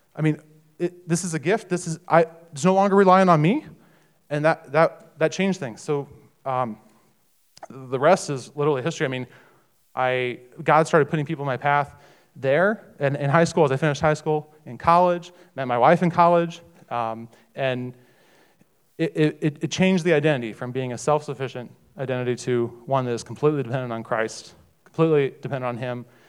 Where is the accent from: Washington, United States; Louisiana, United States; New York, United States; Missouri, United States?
Missouri, United States; I grew up in Missouri, and I grew up in a Catholic uh, Catholic family